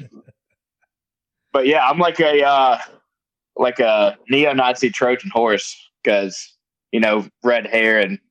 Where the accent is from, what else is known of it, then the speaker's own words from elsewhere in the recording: Georgia, United States; now in Mississippi, United States; where I grew up in Georgia, we were right next to an army base